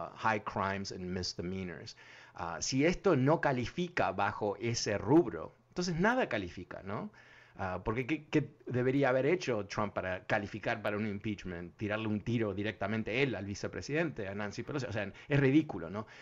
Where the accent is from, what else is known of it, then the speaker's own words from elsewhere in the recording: Uruguay; now in United States; no voy a ser francés, voy a ser un uruguayo que vive en Francia